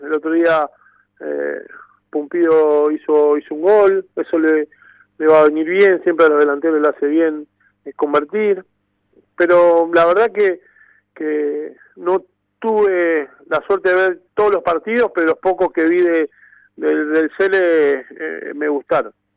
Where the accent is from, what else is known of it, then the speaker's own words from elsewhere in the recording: Temperley, Buenos Aires Province, Argentina; Yo soy hincha del club, compartí eh, toda mi infancia eh, en el club